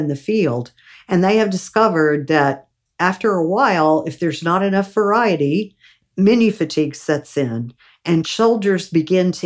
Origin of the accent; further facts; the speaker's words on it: Gulf Coast, United States; growing up on the Gulf Coast